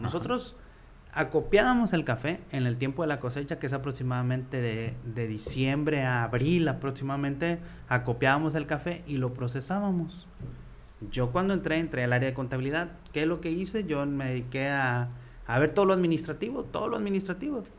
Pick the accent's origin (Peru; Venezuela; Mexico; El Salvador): Mexico; San Vicente, Nayarit; moved away as an adult; also born or lived in Tuxpan, Nayarit / Los Angeles, California; now in Tepic, Mexico; Yo soy de ahí de San Vicente, municipio de Rosa Morada.